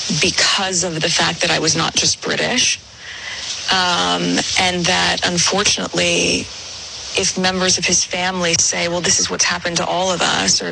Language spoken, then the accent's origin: English; United States; by being American